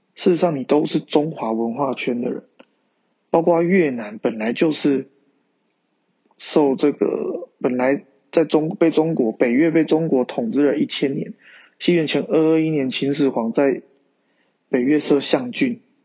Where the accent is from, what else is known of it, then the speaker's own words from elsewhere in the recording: Taiwan; 认同我是一个中国人，也是一个台湾人